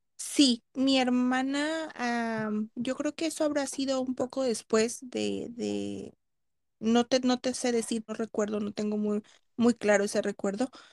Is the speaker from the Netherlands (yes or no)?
no; Los Angeles, California, United States; Yo nací en Los Ángeles, California.